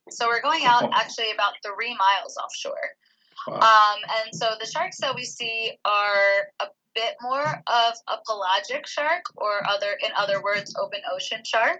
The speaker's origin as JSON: {"language": "English", "town": "Philadelphia", "region": "Pennsylvania", "country": "United States", "moved": "as an adult", "lives_now": "Oahu, United States", "said": "I'm from Philadelphia originally, so I made a pretty long commute moving over here"}